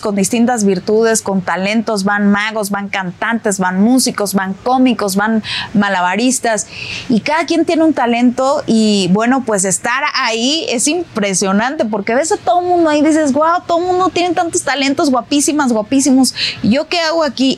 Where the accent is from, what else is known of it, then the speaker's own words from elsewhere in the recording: Mexico; como mexicana